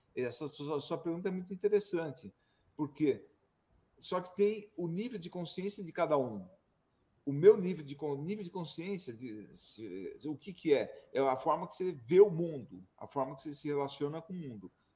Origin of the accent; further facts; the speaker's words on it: São Paulo, Brazil; moved away as an adult; now in Serra da Mantiqueira, Brazil; Eu sou de São Paulo, viajei o mundo inteiro e hoje eu estou aqui no meu paraíso particular, na Serra da Mantiqueira